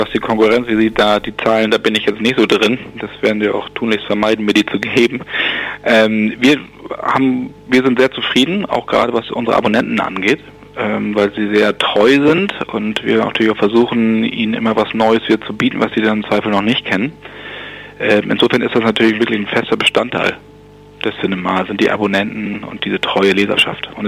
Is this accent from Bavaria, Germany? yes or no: no; Bassum, Lower Saxony, Germany; Ich komme aus Niedersachsen, kleiner Ort, der heißt Bassum.